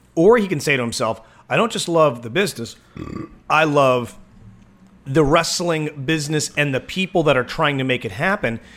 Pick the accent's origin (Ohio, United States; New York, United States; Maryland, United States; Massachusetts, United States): Maryland, United States; Waldorf; I can only be the second most popular person from Waldorf